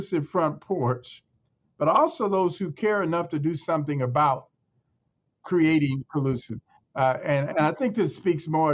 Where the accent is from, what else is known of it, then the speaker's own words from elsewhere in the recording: Chicago, Illinois, United States; I grew up in Chicago in the inner city